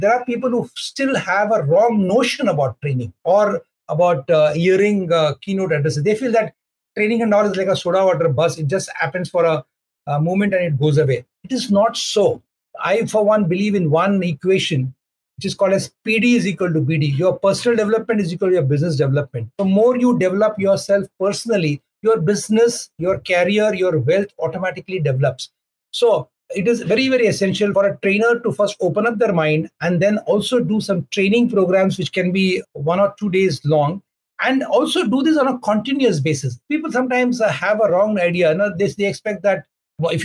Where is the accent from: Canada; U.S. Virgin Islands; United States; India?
India; in our country, in India